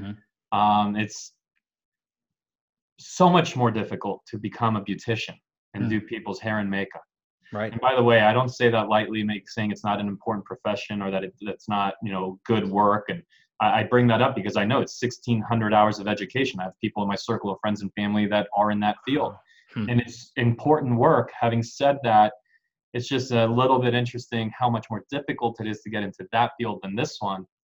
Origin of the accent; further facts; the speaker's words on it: San Diego, California, United States; also born or lived in Mexico City, Mexico; Grew up in San Diego though the majority of my life. Hmm. Um, since, I mean, since I was a little kid, so sure. this is home.